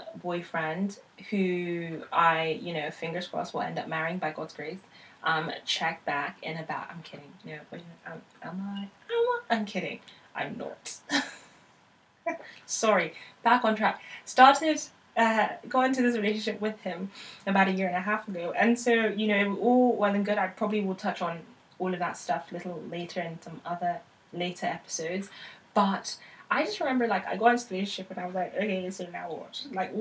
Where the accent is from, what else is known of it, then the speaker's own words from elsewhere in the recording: United Kingdom; also born or lived in Nigeria (heritage); now in London, United Kingdom; I am Nigerian British.